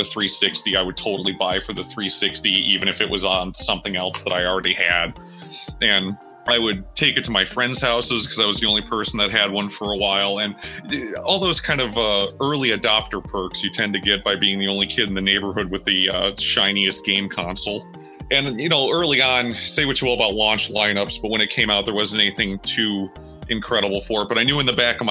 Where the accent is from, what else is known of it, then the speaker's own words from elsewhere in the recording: United States; I am an American musician and Xbox enthusiast